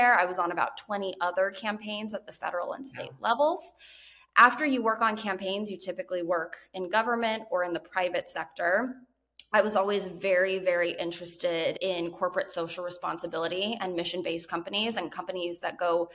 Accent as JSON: {"language": "English", "country": "Guam", "tie": "born or raised there", "said": "I was actually born and raised on the U.S. territory of Guam"}